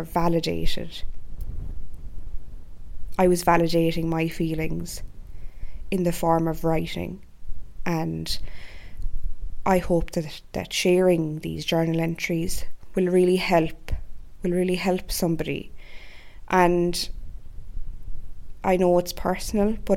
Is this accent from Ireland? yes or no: yes; Ireland; my home country of Ireland